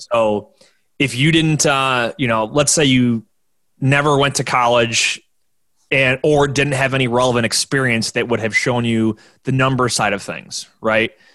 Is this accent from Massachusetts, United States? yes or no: no; Orchard Park, New York, United States; I'm from from Orchard Park, New York, where I'm 20 minutes outside of downtown Buffalo, and the stadium's in the suburbs down the street from me